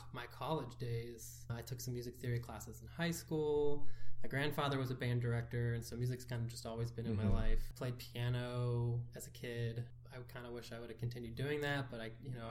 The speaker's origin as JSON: {"language": "English", "region": "Ohio", "country": "United States", "moved": "yes", "said": "We're from Ohio"}